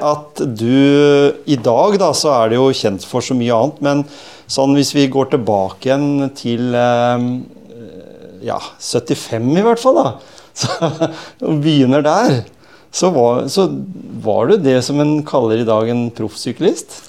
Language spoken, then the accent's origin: Norwegian; Norway